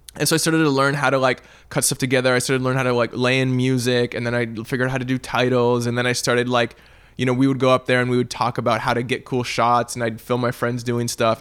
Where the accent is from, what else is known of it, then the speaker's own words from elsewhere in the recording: Vancouver, British Columbia, Canada; moved away as an adult; now in Los Angeles, United States; growing up in Canada